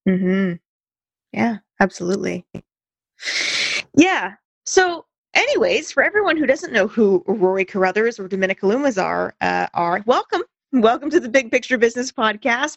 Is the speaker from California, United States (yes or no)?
yes; Santa Cruz Mountains, California, United States; I grew up in the Santa Cruz Mountains